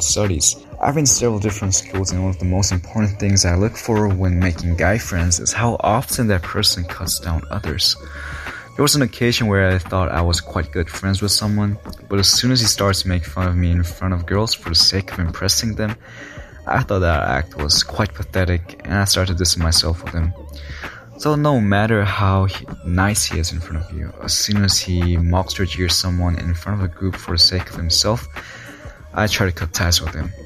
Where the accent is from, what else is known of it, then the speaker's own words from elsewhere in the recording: Seoul, South Korea; I am from Seoul, Korea.